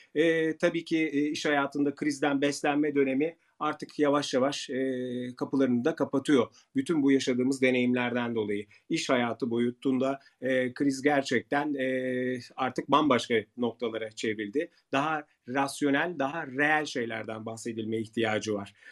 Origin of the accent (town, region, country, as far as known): Turkey